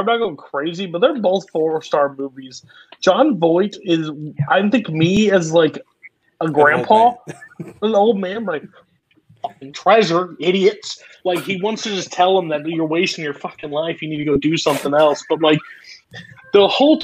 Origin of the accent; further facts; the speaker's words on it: United States; I am American